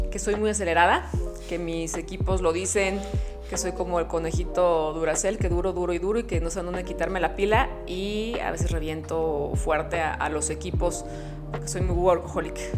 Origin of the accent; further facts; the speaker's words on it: Mexico; En México. Nunca cambiaría mi tierra.